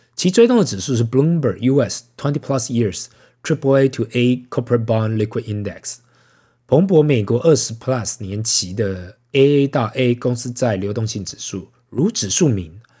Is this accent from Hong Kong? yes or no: no; Taiwan; 身为台湾人呐